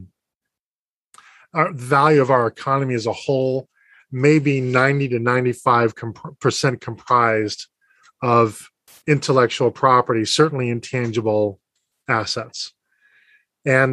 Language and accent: English; Boston, Massachusetts, United States; based in my hometown of Boston, Massachusetts